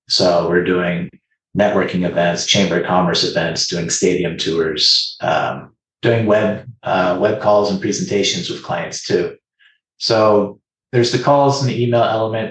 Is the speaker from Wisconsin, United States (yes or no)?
no; Seattle, Washington, United States; now in Las Vegas, United States; I grew up in Seattle